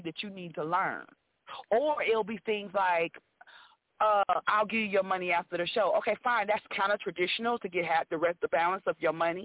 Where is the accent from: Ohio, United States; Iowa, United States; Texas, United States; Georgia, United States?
Texas, United States; Houston; moved away; also born or lived in Atlanta / Los Angeles; I'm from Houston, but by way of Atlanta.